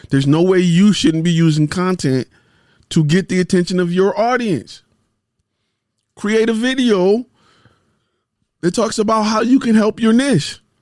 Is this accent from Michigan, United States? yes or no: yes; Detroit, Michigan, United States; I'm a car guy 'cause I'm from Detroit